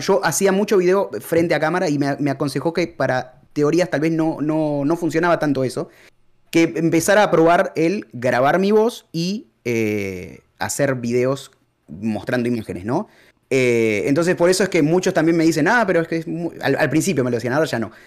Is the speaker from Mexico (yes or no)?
no; Argentina; moved away as an adult; also born or lived in Peru; Soy de Argentina y me fui a vivir a Perú